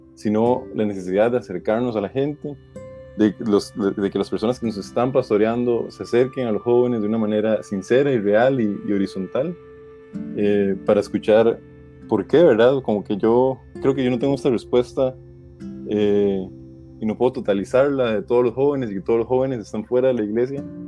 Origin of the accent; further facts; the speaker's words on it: Costa Rica; soy de Costa Rica